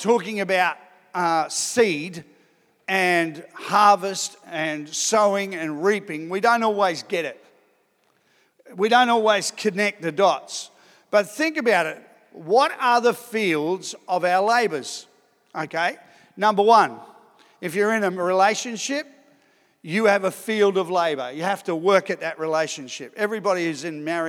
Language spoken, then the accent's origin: English; Sydney, New South Wales, Australia; moved away as an adult; also born or lived in Ipswich / Darwin / Adelaide; I grew up in Sydney